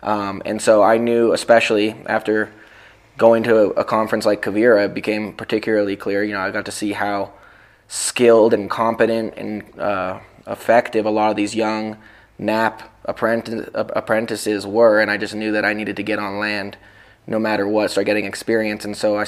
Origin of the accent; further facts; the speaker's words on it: Los Angeles, California, United States; now in Ojai, United States; I grew up in Topanga Canyon in Los Angeles, and then moved to Ojai to raise livestock.